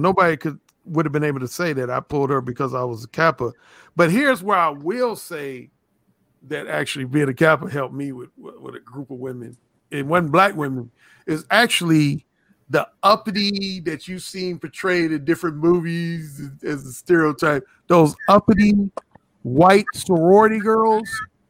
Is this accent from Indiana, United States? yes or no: yes; Indiana, United States; Indiana. Oh, that was at Indiana University in Bloomington, Indiana.